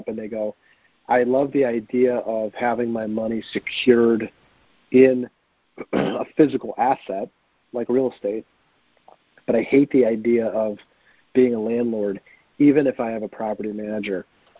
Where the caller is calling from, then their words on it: Cleveland, Ohio, United States; I'm in Cleveland.